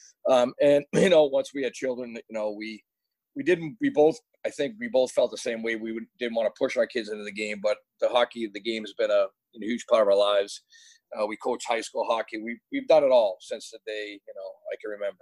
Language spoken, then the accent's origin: English; United States; as an American hockey player